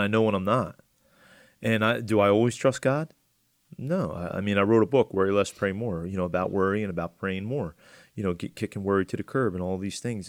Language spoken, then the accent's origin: English; Atlantic County, New Jersey, United States; I'm from Atlantic County